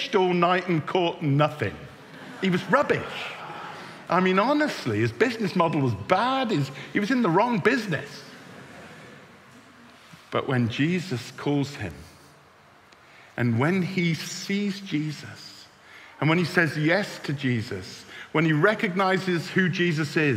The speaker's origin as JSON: {"language": "English", "town": "Bristol", "region": "South West England", "country": "United Kingdom", "moved": "yes", "said": "I'm from Bristol."}